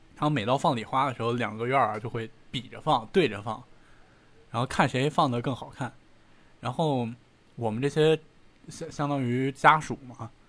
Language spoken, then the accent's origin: Chinese; Beijing, China; 我是在那个部队大院儿长大的